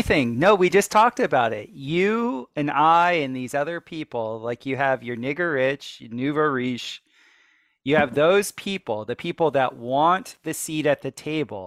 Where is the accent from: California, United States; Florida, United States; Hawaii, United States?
Florida, United States; South; growing up in South Florida